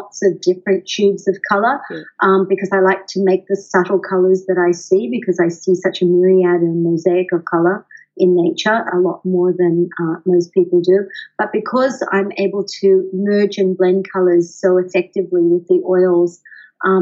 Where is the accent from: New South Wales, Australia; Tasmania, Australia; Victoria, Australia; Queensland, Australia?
New South Wales, Australia; Sydney; moved away as an adult; now in San Diego, United States; I was born in Sydney. I'm an Aussie, and I have lived half of my life in Australia and half of it over here in the United States, specifically in San Diego.